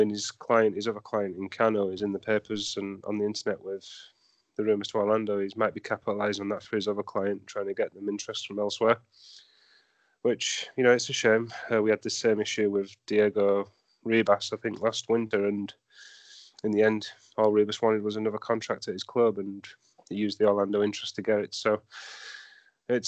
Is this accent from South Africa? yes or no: no; England, United Kingdom; moved away as an adult; now in Central Florida, United States; I grew up in England, you know, watching football in the 90s and the 2000s and such